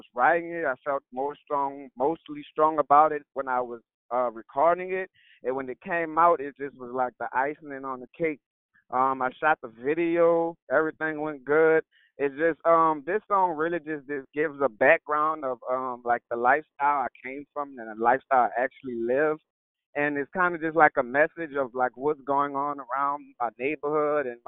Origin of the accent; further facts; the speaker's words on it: New Orleans, Louisiana, United States; I'm from New Orleans